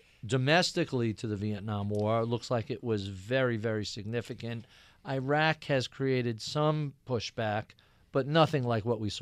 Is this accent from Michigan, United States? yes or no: no; New York, United States; So I grew up in Nassau County, out in Long Island, very Republican area.